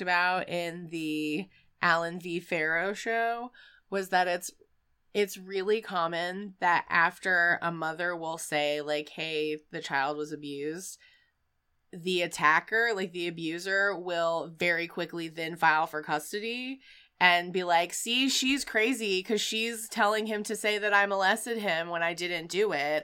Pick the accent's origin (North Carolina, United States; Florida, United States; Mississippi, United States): North Carolina, United States; Wilmington; my hometown of Wilmington, North Carolina.